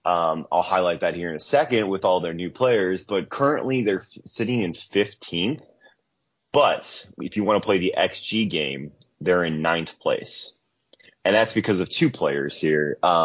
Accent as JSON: {"language": "English", "country": "United States", "said": "Well, as an American"}